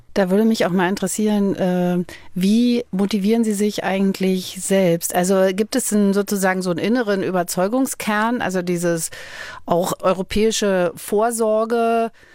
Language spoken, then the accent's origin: German; Berlin, Germany; als Kind in Berlin in Ruinen gespielt